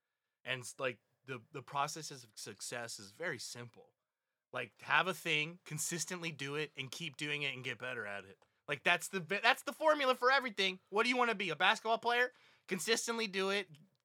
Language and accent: English; Huntsville, Alabama, United States; I was born and raised in Huntsville, Alabama.